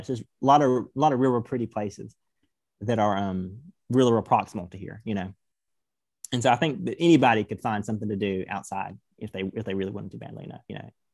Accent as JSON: {"language": "English", "region": "Georgia", "country": "United States", "also_born_or_lived": "Knoxville", "moved": "yes", "said": "I'm from Georgia. I don't, I'm not really used to bitter colds or bitter winters"}